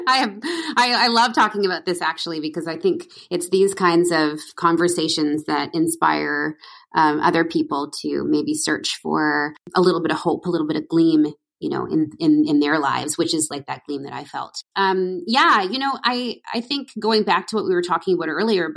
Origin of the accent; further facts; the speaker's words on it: Edmonton, Alberta, Canada; I'm from Edmonton, Alberta, country girl.